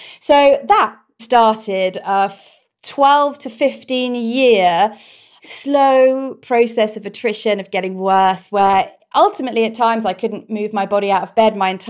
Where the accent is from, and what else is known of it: Cornwall, South West England, United Kingdom; born or raised there